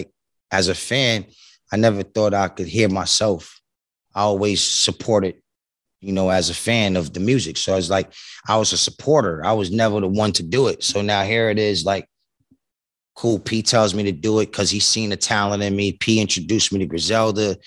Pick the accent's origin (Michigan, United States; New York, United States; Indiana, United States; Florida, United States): New York, United States; New York City; also born or lived in Lower East Side, Manhattan; I come from Far Rockaway, Queens, and living in Lower East Side, Manhattan. Nigga never really left New York, period